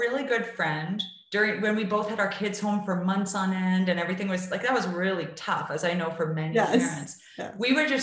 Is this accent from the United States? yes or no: no; Canada; I'm from Canada